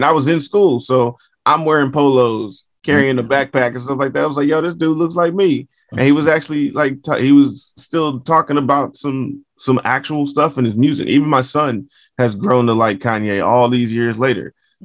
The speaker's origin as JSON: {"language": "English", "town": "Fort Worth", "region": "Texas", "country": "United States", "tie": "born or raised there", "said": "Yes, sir. Fort Worth, Texas. I mean, nobody's ever asked me what it's like being in Fort Worth."}